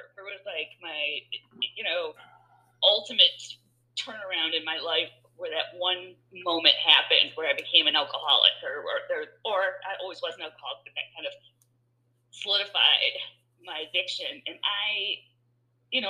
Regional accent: Michigan, United States; I'm from Michigan, so we had, you know, we burnt couches in a cornfield

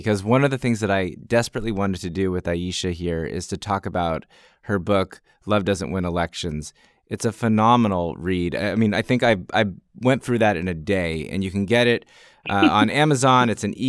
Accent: Nigeria; it's hard for me as a Nigerian optimist to reach that conclusion

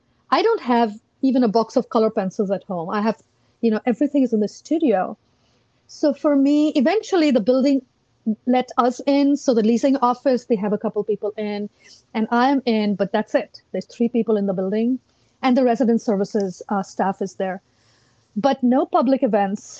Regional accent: India; moved away as an adult; now in Arlington, United States; I grew up in India

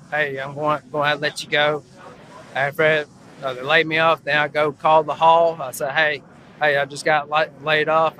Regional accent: Birmingham, Alabama, United States; I'm from Birmingham, Alabama.

